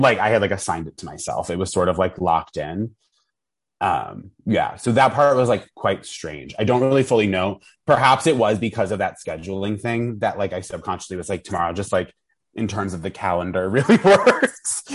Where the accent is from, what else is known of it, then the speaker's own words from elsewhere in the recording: Vermont, United States; I grew up in Vermont